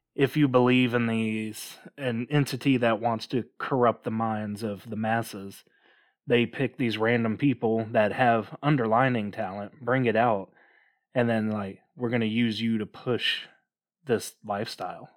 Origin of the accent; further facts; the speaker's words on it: Mississippi, United States; growing up in Mississippi, uh, we're only about thirty minutes away from a story of ….